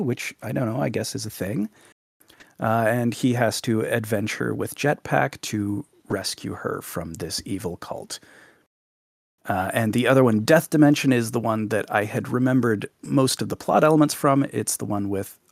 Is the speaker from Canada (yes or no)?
yes; Canada; Live on the west coast of Canada